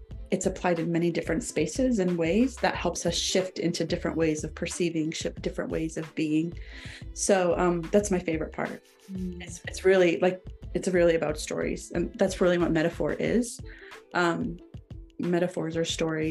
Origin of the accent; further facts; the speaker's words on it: Idaho, United States; also born or lived in Wyoming; now in Utah, United States; I hail from the Rocky Mountains, originally from Wyoming. Well, originally from Idaho. But I live now in Utah